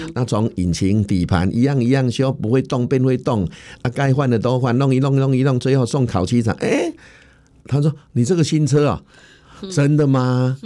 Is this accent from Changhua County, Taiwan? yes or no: yes; Changhua County, Taiwan; 在我们彰化这边呢